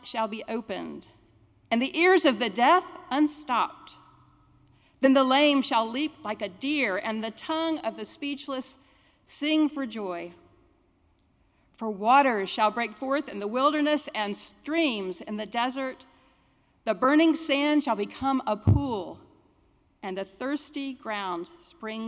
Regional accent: Jacksonville, Florida, United States; I'm a Jacksonville native. I grew up in San Marco

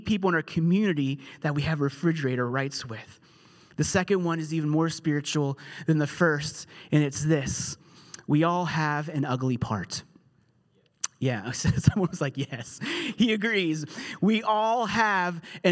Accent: United Kingdom; I'm British

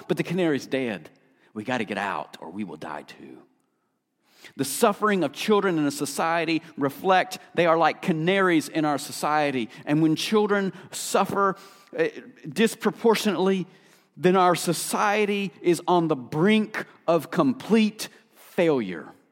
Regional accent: Appalachia, United States; I grew up in Appalachia

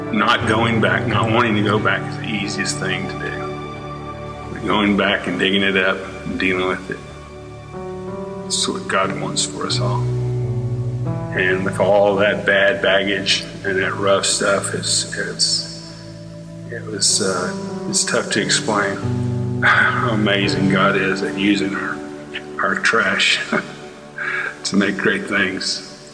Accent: Fort Worth, Texas, United States; born and raised in Fort Worth, Texas, Halloween 1957

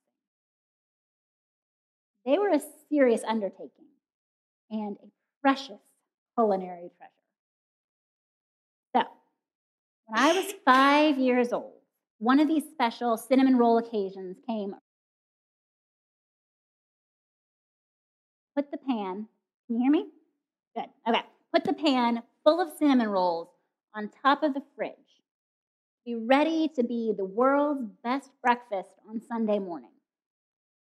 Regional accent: Kenya; moved away; growing up in Kenya

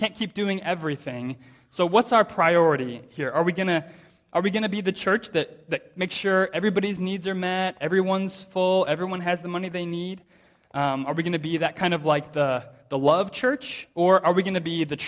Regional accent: United States; now in Cayman Islands; As an American

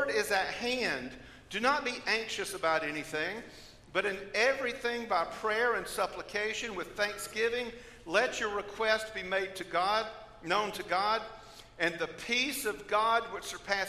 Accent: Georgia, United States; I come from Georgia

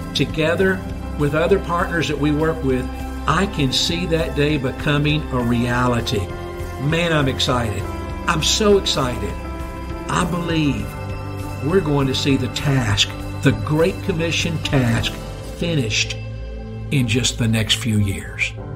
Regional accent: Georgia, United States; I grew up in Georgia

